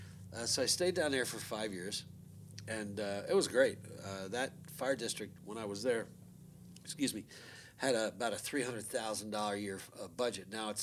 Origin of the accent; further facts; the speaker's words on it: Long Island, New York, United States; also born or lived in Chicago; I was born in Chicago, and I was adopted, so I was then brought to New York by my parents